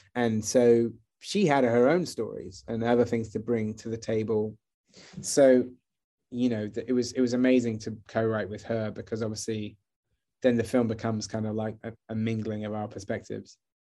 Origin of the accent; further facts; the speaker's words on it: Wells, South West England, United Kingdom; moved away as an adult; also born or lived in London; I grew up in Wells